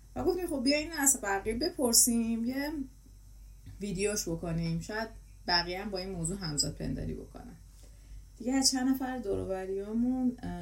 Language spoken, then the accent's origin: Persian; Iran; ما داریم همه از یه کشور میایم